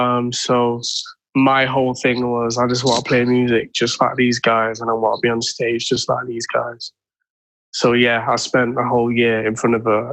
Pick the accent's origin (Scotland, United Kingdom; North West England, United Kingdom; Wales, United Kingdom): North West England, United Kingdom; Manchester; I was growing up in Moss Side.